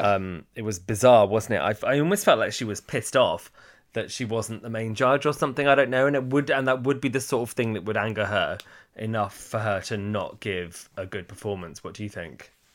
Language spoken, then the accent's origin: English; Hertfordshire, East of England, United Kingdom; accent: posh; I sound a bit posh for where I'm from and from Hertfordshire